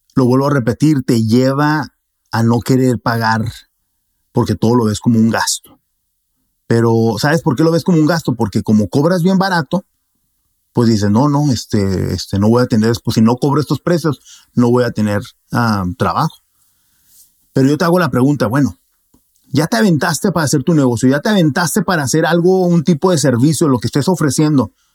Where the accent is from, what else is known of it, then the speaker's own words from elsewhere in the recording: Mexico; como buen mexicano